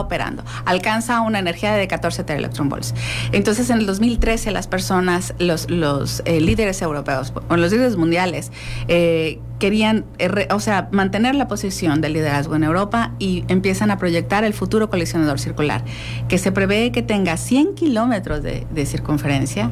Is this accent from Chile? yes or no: no; Mexico; somos mexicanos